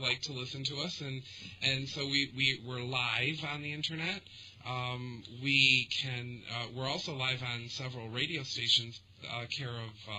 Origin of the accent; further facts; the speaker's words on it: Detroit, Michigan, United States; Born and raised in the Detroit area